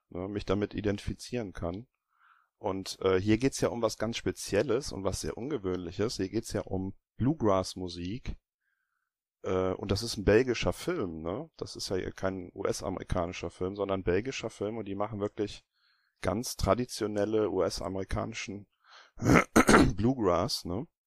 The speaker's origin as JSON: {"language": "German", "country": "Germany", "said": "Bei uns in Deutschland"}